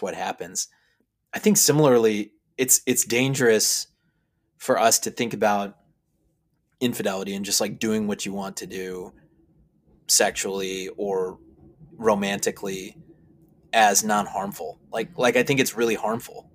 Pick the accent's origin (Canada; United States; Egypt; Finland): United States; Chicago, Illinois; I'm from Chicago. We have great theater here in Chicago